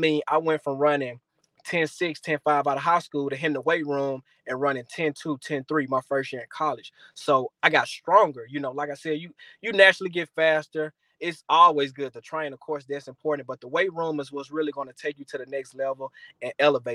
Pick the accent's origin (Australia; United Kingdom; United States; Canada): United States; Jackson, Mississippi; my hometown, Jackson, Mississippi